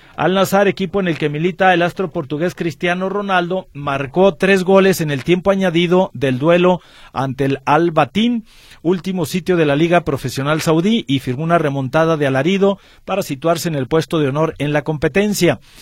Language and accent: Spanish; Mexico; somos mexicanos